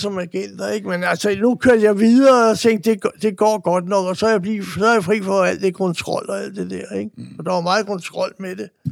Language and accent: Danish; Denmark; jeg boede der, og jeg var dansker